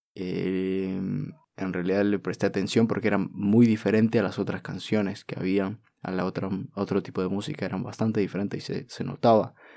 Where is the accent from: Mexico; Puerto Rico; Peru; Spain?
Peru; peruano, de haber nacido aquí